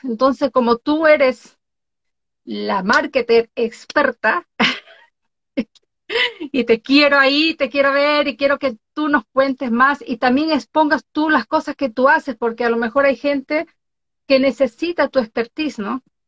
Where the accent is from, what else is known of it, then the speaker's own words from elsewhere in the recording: Galápagos, Ecuador; now in Oslo, Norway; soy de Ecuador, nacida en Galápagos, vivo en Noruega, Oslo, Noruega, desde hace muchos años atrás